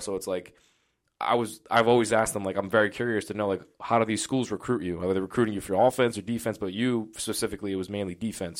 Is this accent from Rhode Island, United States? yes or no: yes; Johnston, Rhode Island, United States; I grew up in Johnston.